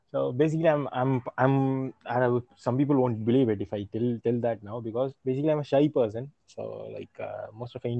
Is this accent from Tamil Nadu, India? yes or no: yes; Chennai, Tamil Nadu, India; I'm from Chennai.